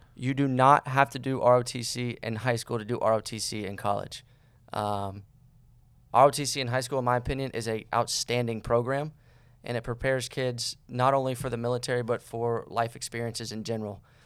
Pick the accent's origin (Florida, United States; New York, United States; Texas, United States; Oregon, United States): Florida, United States; Cocoa Beach; moved away; I am from, uh, Cocoa Beach, Florida